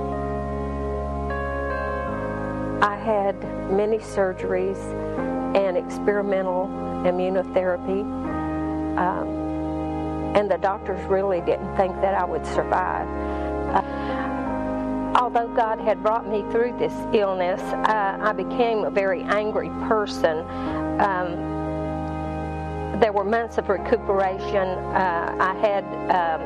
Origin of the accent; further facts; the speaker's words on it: Granite Falls, North Carolina, United States; moved away as an adult; also born or lived in Wichita, Kansas; I was born in Granite Falls, North Carolina